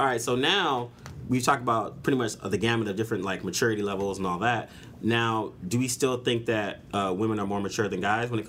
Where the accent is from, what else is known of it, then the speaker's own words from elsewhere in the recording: Bay Area, California, United States; I'm from the Bay Area